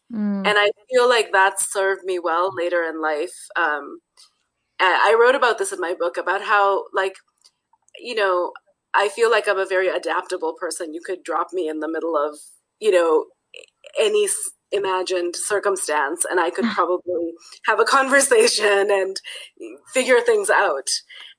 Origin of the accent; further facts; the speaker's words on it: Netherlands; born there; I was born in the Netherlands because my dad was teaching there and my parents lived there.